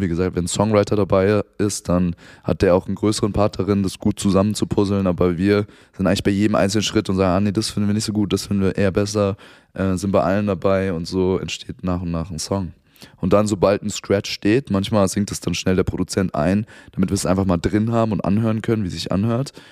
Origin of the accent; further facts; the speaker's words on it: Frankfurt, Hesse, Germany; ich komme aus Frankfurt